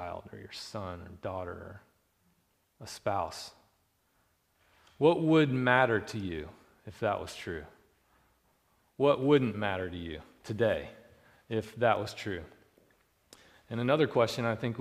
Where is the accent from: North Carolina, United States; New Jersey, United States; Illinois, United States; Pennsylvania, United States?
North Carolina, United States; moved away; I'm from North Carolina